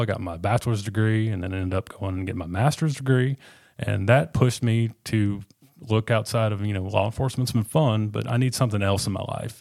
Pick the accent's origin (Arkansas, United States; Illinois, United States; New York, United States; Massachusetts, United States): Arkansas, United States; Northwest; also born or lived in Little Rock, Arkansas / England, Arkansas; I was born in Little Rock, and I lived in, uh, southern Arkansas in a town called England, down in the, uh, Cotton Belt. Um, we moved up here when I was in, I believe, third grade